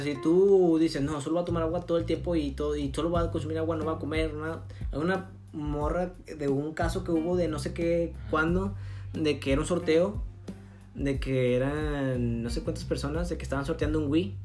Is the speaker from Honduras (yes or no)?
no; northern Mexico, Mexico; accent: northern; del norte, ¿sabes? Que aquí tenemos un tono muy, muy distinguido